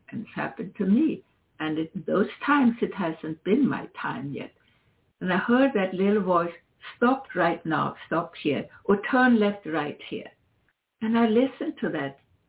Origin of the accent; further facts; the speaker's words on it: Sweden; now in United States; I come from Sweden